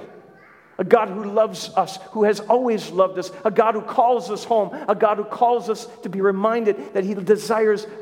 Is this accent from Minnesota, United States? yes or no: yes; Minnesota, United States; in Minnesota where I grew up